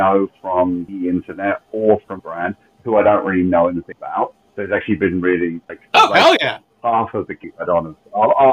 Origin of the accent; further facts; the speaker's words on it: London, United Kingdom; moved away as an adult; now in Kent, United Kingdom; I'm from London, England. I was born in the suburbs 50 years ago, and I've lived here pretty much lived there for my life.